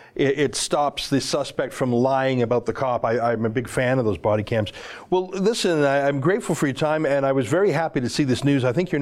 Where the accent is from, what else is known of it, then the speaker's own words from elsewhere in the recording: Canada; I love Americans, but I like being a Canadian.